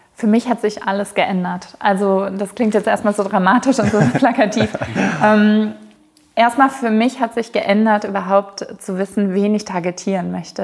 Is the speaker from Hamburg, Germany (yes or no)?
no; Ruhr area, North Rhine-Westphalia, Germany; moved away as an adult; also born or lived in Mexico / South England; now in United Kingdom; ich komme ursprünglich aus dem Ruhrgebiet. Ich bin vor zehn Jahren plus ausgewandert.